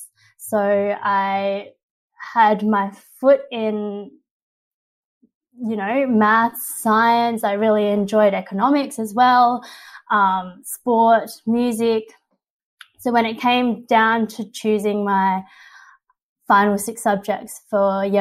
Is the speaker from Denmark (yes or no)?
no; Australia; my parents were first generation immigrants from China. They came here in their mid-20s